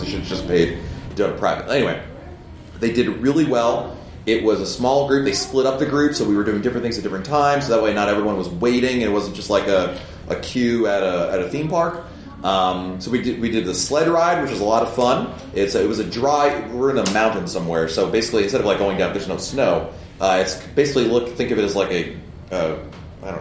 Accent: East Coast, United States; I grew up in the East Coast

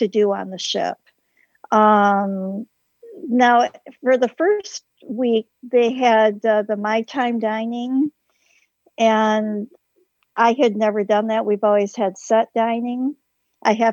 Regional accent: Michigan, United States; We're from Michigan

